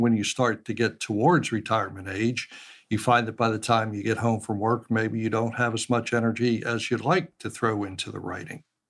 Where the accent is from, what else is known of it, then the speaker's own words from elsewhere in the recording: Pittsburgh, Pennsylvania, United States; I was born and raised in Pittsburgh